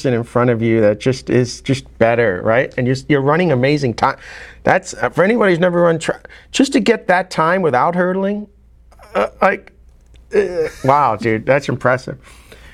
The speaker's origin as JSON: {"language": "English", "region": "New York", "country": "United States", "tie": "born or raised there", "said": "I grew up in New York"}